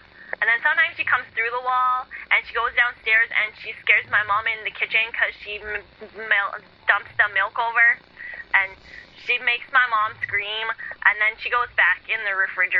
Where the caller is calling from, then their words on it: Bronx, New York, United States; I'm from the Bronx.